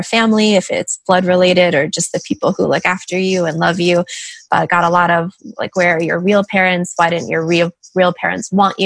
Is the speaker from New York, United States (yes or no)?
no; Washington, District of Columbia, United States; now in Los Angeles, United States; I'm from Washington, D.C. Like, that's where I grew up.